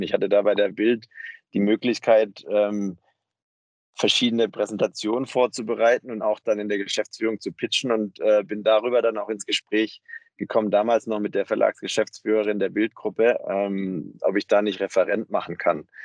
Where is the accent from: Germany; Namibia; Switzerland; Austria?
Germany; near Stuttgart, Baden-Württemberg; moved away as an adult; also born or lived in Tübingen / Mannheim; now in Berlin, Germany; bin aufgewachsen in der Nähe von Stuttgart und habe dann in Tübingen und Mannheim studiert